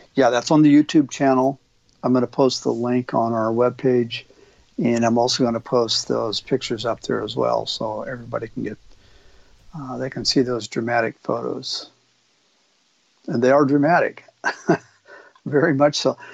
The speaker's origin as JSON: {"language": "English", "region": "Oregon", "country": "United States", "tie": "born or raised there", "said": "an elk hunter here in Oregon, my home state"}